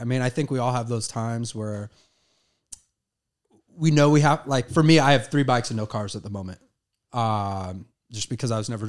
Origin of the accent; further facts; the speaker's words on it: Portland, Oregon, United States; moved away as an adult; now in Los Angeles, United States; I'm originally from Portland, Oregon.